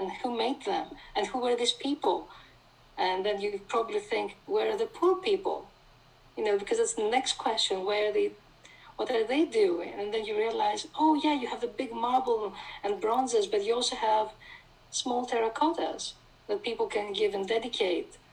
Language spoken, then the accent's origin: English; Thessaloniki, Central Macedonia, Greece; I grew up in Thessaloniki, which is a beautiful city